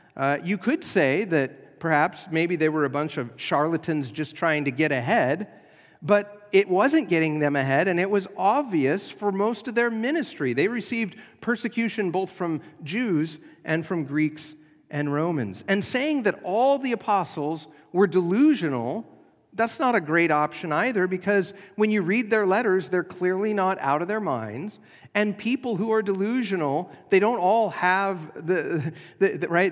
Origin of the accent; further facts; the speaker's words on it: United States; as American Christians